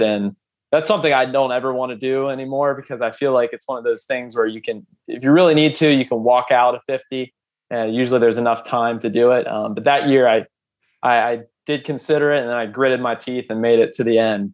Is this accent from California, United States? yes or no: no; Ohio, United States; I'm from Ohio